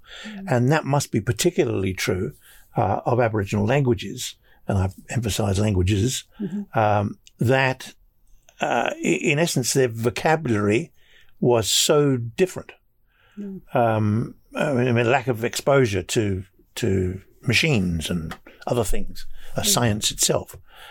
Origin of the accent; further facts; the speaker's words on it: Cornwall, South West England, United Kingdom; come from the west of England. Although I shouldn't say west of England. I'm west of England. I'm Cornish, born and bred.